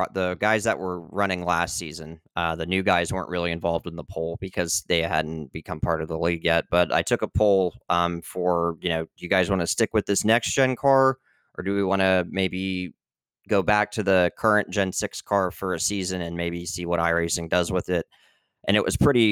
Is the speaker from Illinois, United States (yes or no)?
no; Northeast Ohio, United States; I'm from Northeast Ohio